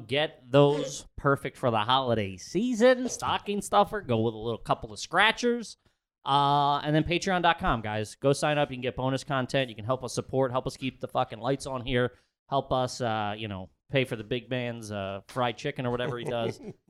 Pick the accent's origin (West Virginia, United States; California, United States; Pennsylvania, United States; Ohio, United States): Pennsylvania, United States; Philadelphia; We're from Philly.